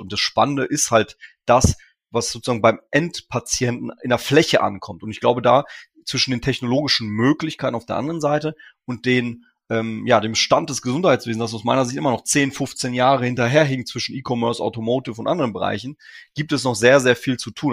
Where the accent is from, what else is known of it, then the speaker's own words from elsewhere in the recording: Ruhr area, North Rhine-Westphalia, Germany; Ich komme aus dem Ruhrgebiet, habe hier studiert